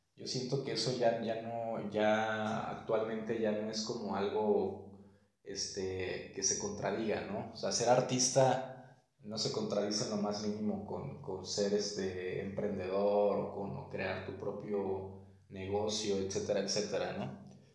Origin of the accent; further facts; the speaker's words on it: Guadalajara, Jalisco, Mexico; soy originario de Guadalajara, Jalisco